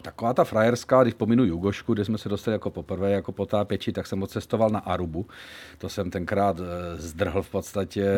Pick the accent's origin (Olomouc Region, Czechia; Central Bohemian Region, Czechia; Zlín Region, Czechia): Zlín Region, Czechia; Zlín; já jsem švec, samozřejmě z Lín, takže jako máme tam baťu